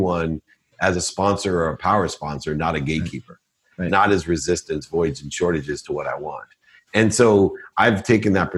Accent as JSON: {"language": "English", "town": "Akron", "region": "Ohio", "country": "United States", "tie": "born or raised there", "said": "I was born in Akron, Ohio, single mom, six kids, packed my dinner in a paper bag, turned up, filled up turnstiles at 7-Elevens with greeting cards"}